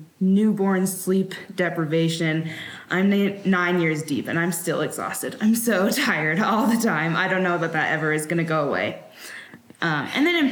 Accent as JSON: {"language": "English", "town": "Sacramento", "region": "California", "country": "United States", "moved": "yes", "lives_now": "Wyoming, United States", "said": "I'm from Sacramento originally, but we currently live in Wyoming"}